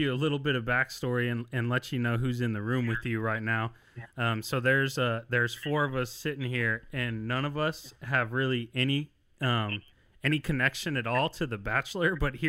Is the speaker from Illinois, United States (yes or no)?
yes; just outside of Chicago, Illinois, United States; now in Fort Worth, United States; I grew up in Illinois, just outside of Chicago, until eighth grade, and then moved to Burleson.